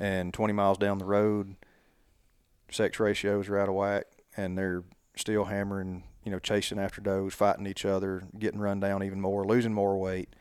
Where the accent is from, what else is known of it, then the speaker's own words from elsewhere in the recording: Sipsey Swamp, near Tuscaloosa, Alabama, United States; I grew up hunting in the Sipsy Swamp between here and Tuscaloosa